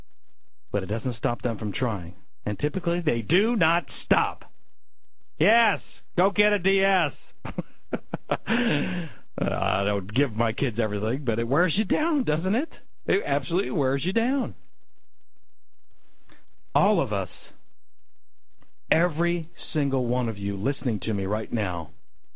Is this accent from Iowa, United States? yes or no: no; Denver, Colorado, United States; I grew up in Denver, Colorado.